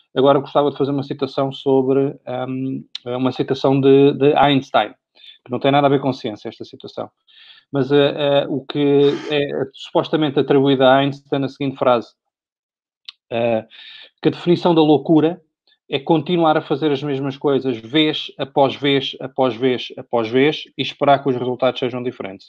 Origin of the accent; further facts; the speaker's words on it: Portugal; como português, uh, mas e como residente em Portugal também